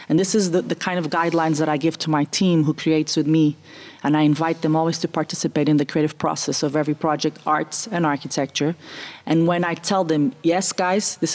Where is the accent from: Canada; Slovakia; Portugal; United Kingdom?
Portugal; also born or lived in Germany / Italy; I was the first Portuguese to go.